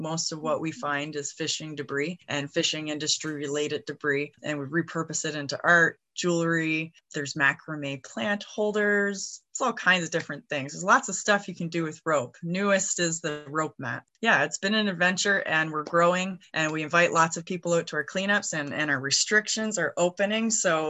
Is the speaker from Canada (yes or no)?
yes; Eastern Passage, Nova Scotia, Canada; also born or lived in Beaver Harbour, Nova Scotia / Sheet Harbour, Nova Scotia; I hail from Eastern Passage, but I've spent most of my life on the shoreline, Beaver Harbor, Sheet Harbor, all over the place. Come from a long line of fishermen.